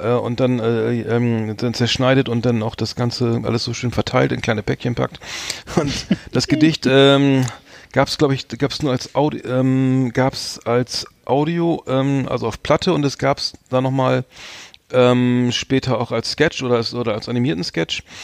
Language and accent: German; Bremen, Germany; als Bremer